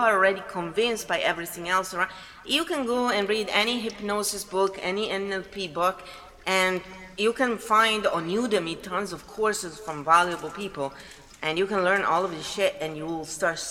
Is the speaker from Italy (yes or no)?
yes; Italy; moved away; I am from Italy